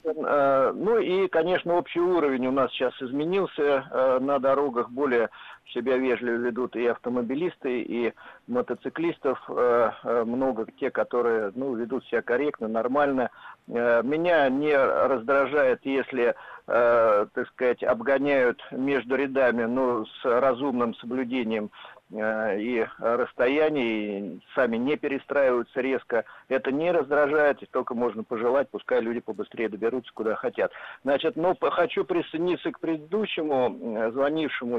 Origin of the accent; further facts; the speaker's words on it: Moscow, Russia; я из Москвы